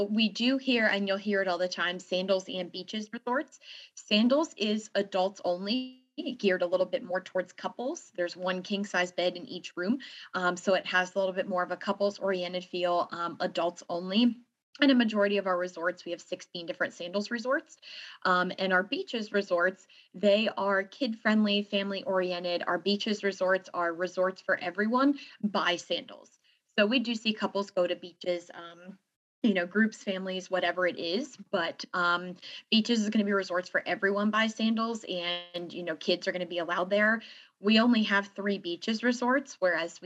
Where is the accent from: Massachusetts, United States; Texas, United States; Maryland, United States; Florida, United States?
Maryland, United States; moved away as an adult; also born or lived in Alabama; I am from Maryland. I was born and raised in Maryland. I'm in very northern Maryland, more Harford County area